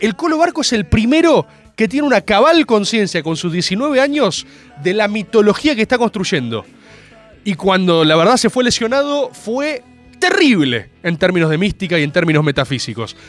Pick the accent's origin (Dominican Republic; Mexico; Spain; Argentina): Argentina; me crié con Dragon Ball, por supuesto, como cualquier argentino de bien en los 90